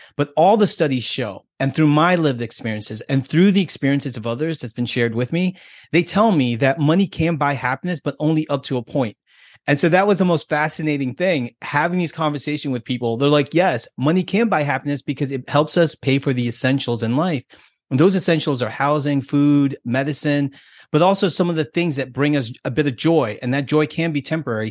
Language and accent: English; United States; me being American and being here in this country, I have a different set of values and different set of beliefs.